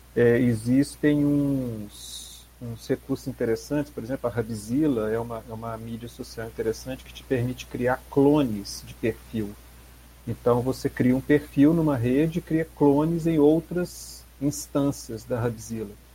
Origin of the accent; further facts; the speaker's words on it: Belo Horizonte, Minas Gerais, Brazil; eu sou de Belo Horizonte